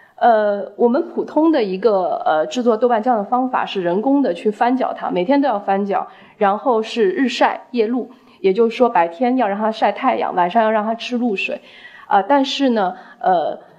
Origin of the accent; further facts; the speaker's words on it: China; 我们中国人